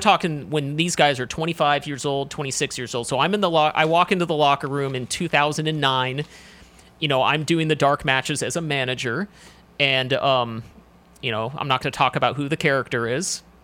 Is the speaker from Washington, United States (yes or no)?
yes; Washington, United States; moved away as an adult; also born or lived in Seattle / Spokane / Los Angeles; I'm from, uh, Washington State, so it was actually, I'm from the West Coast. I moved here about ten years ago for wrestling